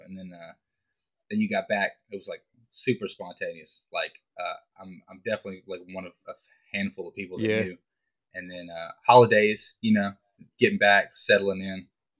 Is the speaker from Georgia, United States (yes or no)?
yes; Greenville, Georgia, United States; moved away; I'm from Greenville, and I think I graduated with 70 people. It ain't a lot of people out there.